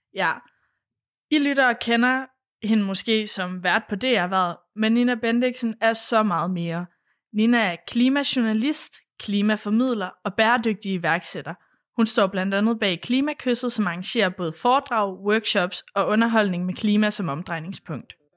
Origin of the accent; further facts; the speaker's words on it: Thy, North Denmark Region, Denmark; now in Aarhus, Denmark; jeg kommer fra Thy